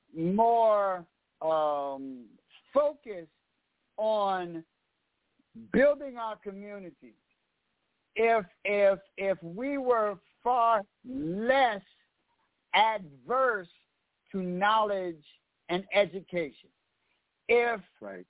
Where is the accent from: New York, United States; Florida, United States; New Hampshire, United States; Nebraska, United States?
New York, United States; New York City; I'm from Harlem, and when when you're from New York and Harlem